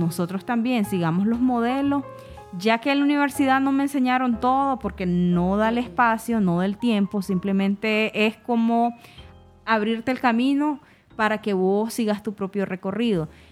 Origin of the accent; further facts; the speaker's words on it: Nicaragua; nosotros también tenemos nuestra forma de pronunciar la S